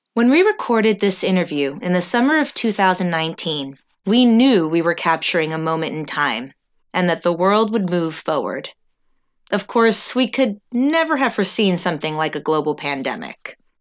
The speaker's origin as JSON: {"language": "English", "region": "New Jersey", "country": "United States", "moved": "yes", "lives_now": "Ithaca, United States", "said": "I'm from Newton, New Jersey. We moved here in 1969"}